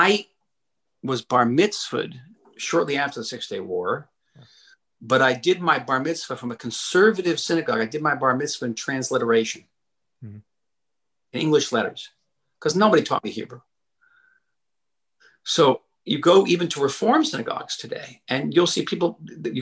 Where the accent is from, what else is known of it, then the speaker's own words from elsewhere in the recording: United States; I, as an American Jew